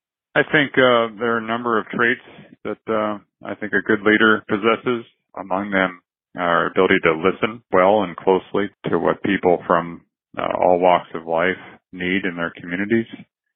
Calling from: Des Moines, Iowa, United States; I'm calling from the American Friends Service Committee in Des Moines, Iowa

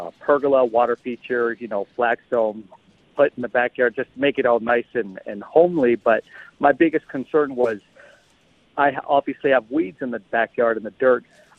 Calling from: San Tan Valley, Arizona, United States; From Santan Valley.

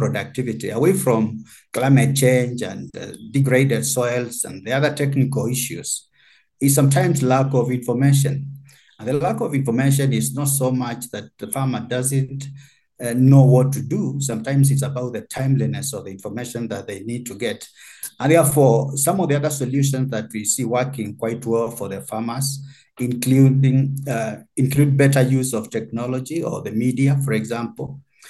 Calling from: Kenya; For instance, in the Kenyan context, because I'm speaking from Kenya, we have had value chains that have largely benefited from that.

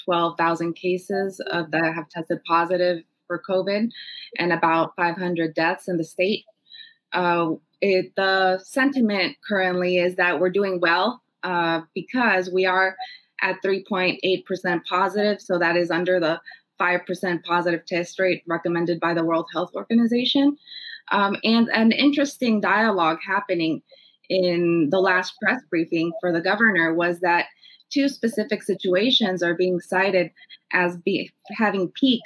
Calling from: Newark, Delaware, United States; I'm calling in from Newark, Delaware.

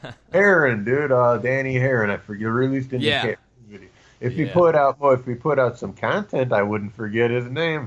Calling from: Chicago, Illinois, United States; Just outside of Chicago, Illinois.

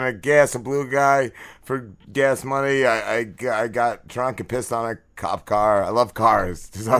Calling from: Atlantic City, New Jersey, United States; Yes, hi, I am calling from Atlantic City.

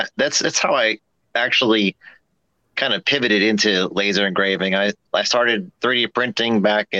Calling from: Virginia, United States; I'm in Virginia.

